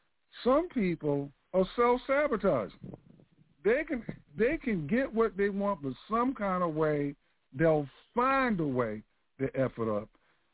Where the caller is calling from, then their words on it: Central Florida, United States; I'm calling from Central Florida.